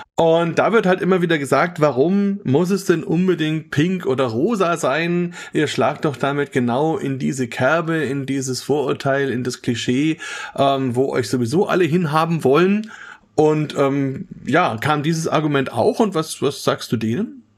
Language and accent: German; Germany; bei uns in Deutschland